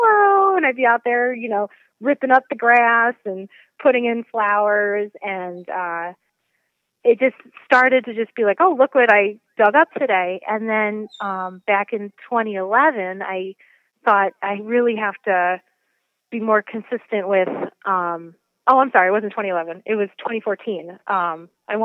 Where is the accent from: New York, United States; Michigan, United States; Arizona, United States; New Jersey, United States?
New York, United States; New York City; moved away as an adult; also born or lived in Poughkeepsie, New York; now in Portland, Connecticut, United States; I'm originally a city girl. So I grew up in Queens, New York.